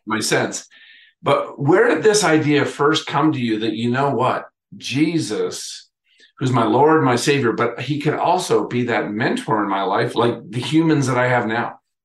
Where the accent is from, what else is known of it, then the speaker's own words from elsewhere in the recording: Minnesota, United States; I grew up in Minnesota